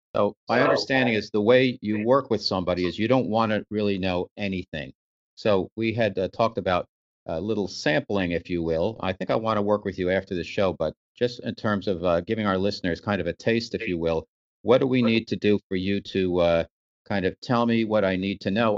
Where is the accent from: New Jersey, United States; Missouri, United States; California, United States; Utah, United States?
New Jersey, United States; New Jersey based, my home state